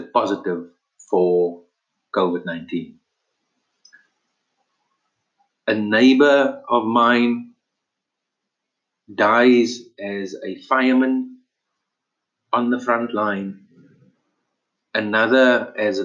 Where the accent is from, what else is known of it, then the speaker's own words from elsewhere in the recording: South Africa; we as South Africans